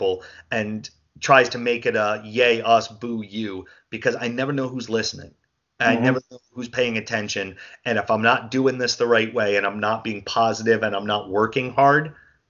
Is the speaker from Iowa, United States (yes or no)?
no; New Jersey, United States; I'm a dude from New Jersey